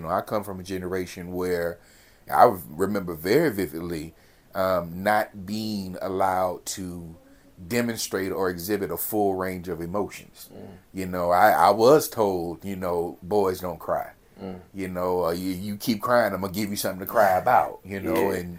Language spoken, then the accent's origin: English; California, United States; Yeah, I'm from California.